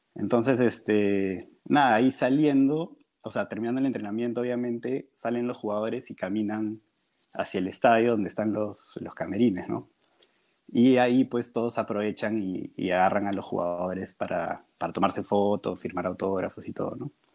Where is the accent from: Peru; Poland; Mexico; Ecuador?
Peru; yo soy de Perú